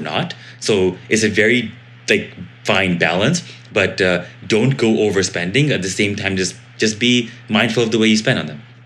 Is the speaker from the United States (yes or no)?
no; India; I am Indian, and so because of being Indian, we love being super, super scrappy